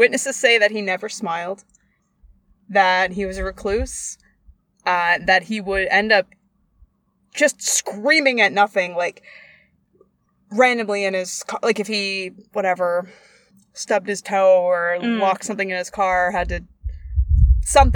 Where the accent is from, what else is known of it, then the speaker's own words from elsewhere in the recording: Canada; We're from Canada